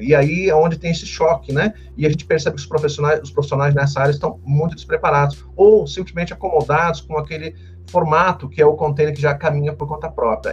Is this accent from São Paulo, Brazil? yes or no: yes; Santos, São Paulo, Brazil; moved away as an adult; now in Curitiba, Brazil; sou de Santos